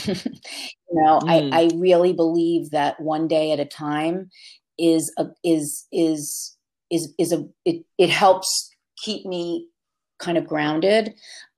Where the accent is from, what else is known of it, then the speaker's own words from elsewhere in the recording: Jersey Shore, New Jersey, United States; now in Hudson Valley, United States; my family's still all on the Jersey Shore